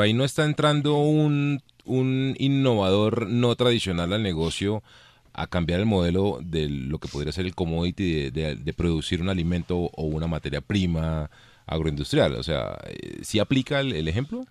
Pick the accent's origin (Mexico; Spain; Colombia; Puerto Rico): Colombia; nuestra vida nacional como colombianos